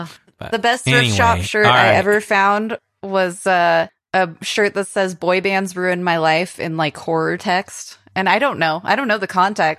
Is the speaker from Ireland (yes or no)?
yes; Ireland; Why? I'm Irish.